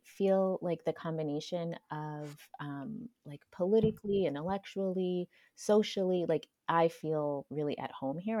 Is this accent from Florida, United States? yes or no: yes; Florida, United States; moved away as an adult; also born or lived in Seattle / Pacific Northwest / Hawaii; now in California, United States; I grew up in Florida, and then in my early adulthood, I also moved to Seattle